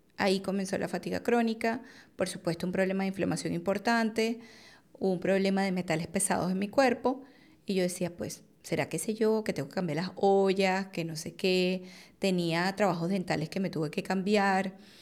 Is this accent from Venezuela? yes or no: yes; Venezuela; Yo soy venezolana, en Venezuela es bastante común una cirugía plástica